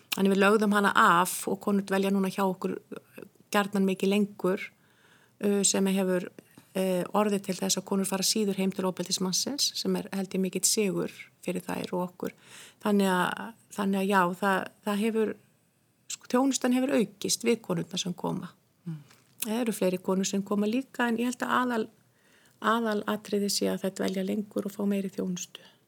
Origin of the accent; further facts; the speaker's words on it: Hrunamannahreppur, Southern Region, Iceland; moved away; Ég er úr sveit sem heitir Hrunamannareppur